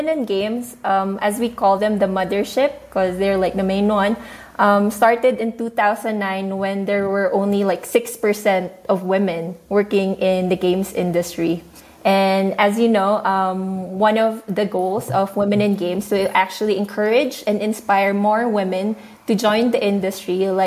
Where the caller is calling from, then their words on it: Shanghai, China; So I'm speaking from Shanghai. Right now is 9 p.m. for me.